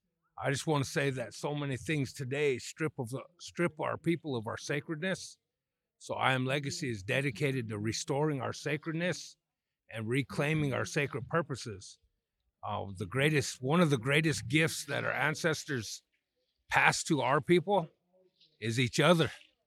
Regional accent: South Dakota, United States; In my language, said that I'm from the Black Hills of South Dakota, and we come all the way out here to stand in brotherhood with all of our nations out here at the Alcatraz.

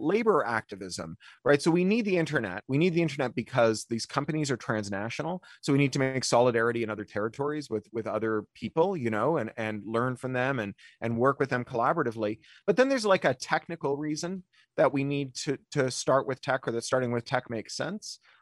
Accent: Ontario, Canada; moved away; I grew up in Ontario

